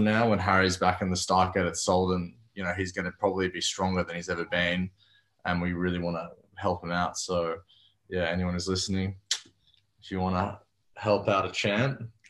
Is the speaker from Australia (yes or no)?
yes; Australia